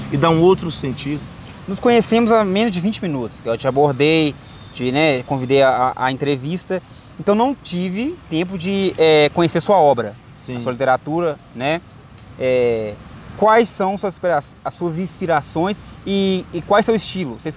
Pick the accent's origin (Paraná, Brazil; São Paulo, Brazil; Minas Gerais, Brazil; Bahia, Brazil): Bahia, Brazil; Salvador; also born or lived in Recôncavo Baiano; Salvador. Lá, mudei com três anos para Salvador, que minha, minha mãe se separou do meu pai, e aí uhum. A minha história foi construída